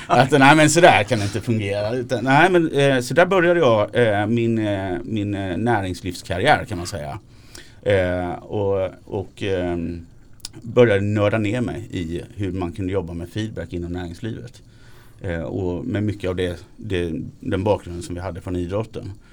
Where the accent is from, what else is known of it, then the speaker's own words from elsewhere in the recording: Småland, Sweden; jag är smålänning